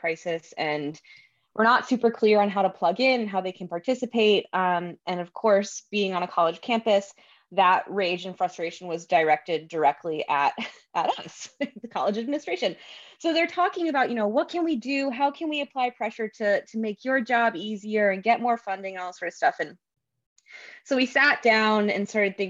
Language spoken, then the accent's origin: English; Virginia, United States; I grew up in Virginia